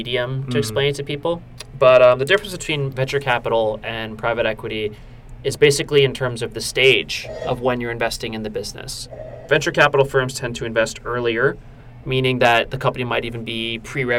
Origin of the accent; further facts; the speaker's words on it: Warren, New Jersey, United States; I was born and raised in New Jersey, central New Jersey to be specific, in a town called Warren